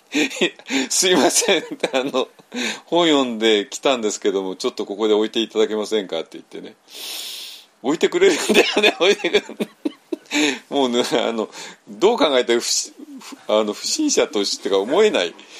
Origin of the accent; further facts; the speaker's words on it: Tokyo, Japan; 私はもうちょっと東京生まれの、東京育ちの人間なんで